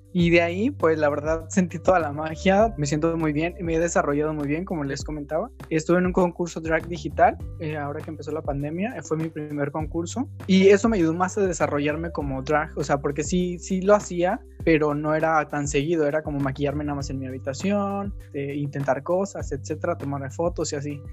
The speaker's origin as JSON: {"language": "Spanish", "country": "Mexico", "said": "vivo en este país y soy orgullosamente mexicana"}